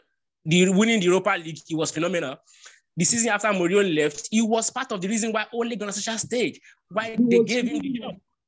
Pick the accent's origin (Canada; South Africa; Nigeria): Nigeria; first language Yoruba; English is a second language; My mother tongue used to say, Olori Kola and Otoshi Mefa is Otoshi.